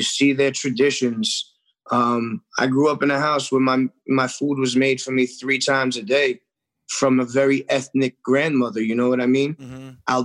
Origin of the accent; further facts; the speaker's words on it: New York City, New York, United States; I grew up in the restaurant industry. My family had a restaurant growing up in Forest Hills, Queens